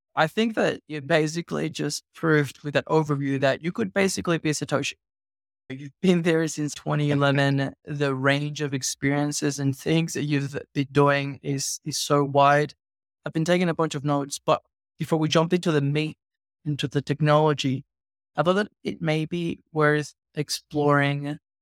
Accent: Venezuela; I'm from Venezuela.

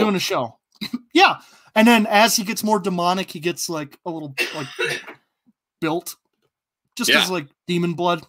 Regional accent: United States; We're American

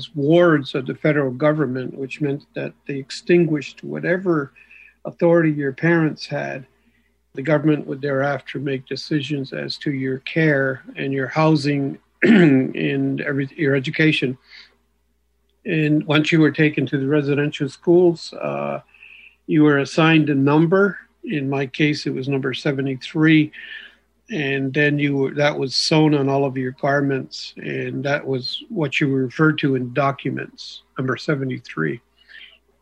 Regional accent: Akwesasne, Quebec, Canada; as a child, I was brought up on the Canadian side, just across the street from the St. Regis Catholic Church. In the Quebec section of Akwesasne

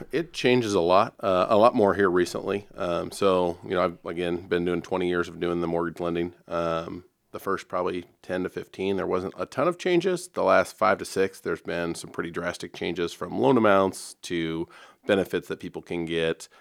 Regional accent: Dubuque, Iowa, United States; moved away as an adult; now in Omaha, United States; born and raised in Iowa myself, uh, in Dubuque

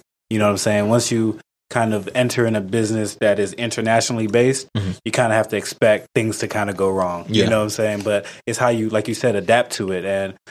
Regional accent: Ghana; That kind of pushed me to learn more about outside of just being Ghanaian, but also American, Black, had Hispanic friends

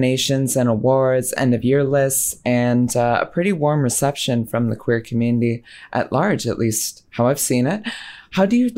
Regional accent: United States; as an American who played it

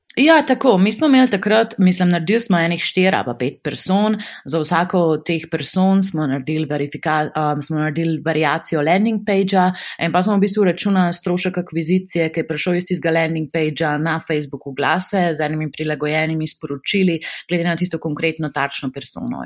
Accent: Slovenia; also born or lived in Amsterdam, Netherlands / Belgium; smo Slovenci tako kar um, zelo proaktivni

